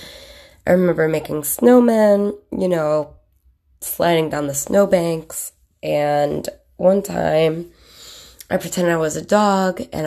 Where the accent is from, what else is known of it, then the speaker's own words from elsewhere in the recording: Williamson, New York, United States; also born or lived in Beaufort, South Carolina / Chittenango, New York / Rochester, New York; I grew up in Williamson, New York from 86 to 92. I moved away to Beaufort, South Carolina